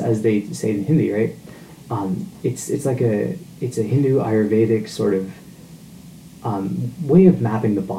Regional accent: Texas, United States; also born or lived in Los Angeles area; now in Bay Area, United States; growing up in Texas

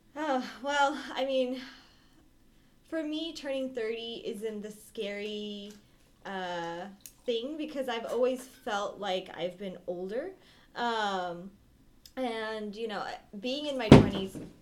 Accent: Bay Area, California, United States; moved away as an adult; I'm from the Bay Area

